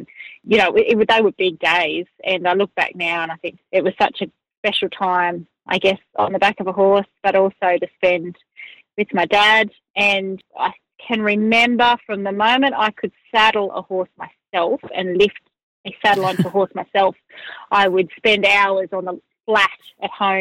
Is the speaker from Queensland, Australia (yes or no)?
no; Upper Hunter Valley, near Murrurundi, New South Wales, Australia; I grew up in the Upper Hunter Valley, a little district called Tymore, which is nestled in the Great Dividing Range, just east of Murundi